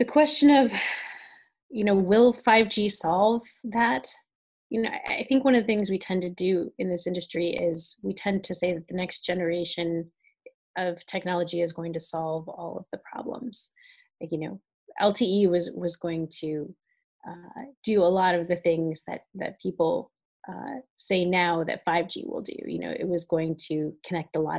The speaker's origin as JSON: {"language": "English", "region": "Northwest Ohio", "country": "United States", "tie": "born or raised there", "moved": "yes", "said": "I grew up in extremely rural Ohio. I grew up in a town of about 6,000 people in Northwest Ohio, about an hour from Toledo"}